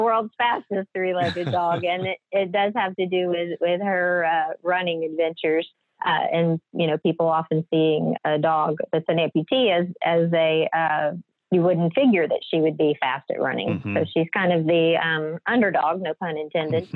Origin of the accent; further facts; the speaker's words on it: Southwest Louisiana, United States; I'm originally born and raised here in Southwest Louisiana. I live in Lake Charles